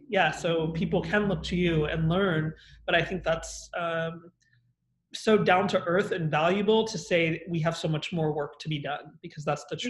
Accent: United States; I'm American

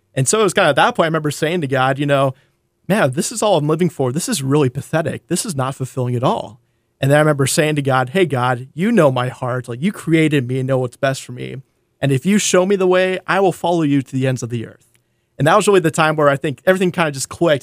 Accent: North Dakota, United States; now in Seattle, United States; I grew up in North Dakota. I'm a farm boy from North Dakota

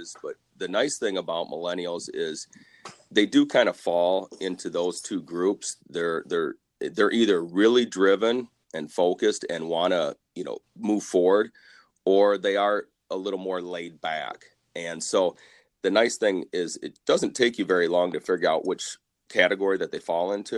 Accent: Dubuque, Iowa, United States; also born or lived in South Dakota; I grew up here in Dubuque area.

